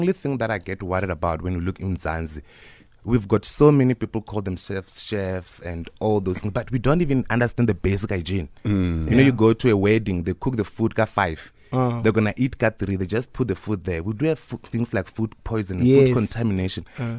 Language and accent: English; Limpopo, South Africa; I was born in Limpopo, Waravere, Sintumure.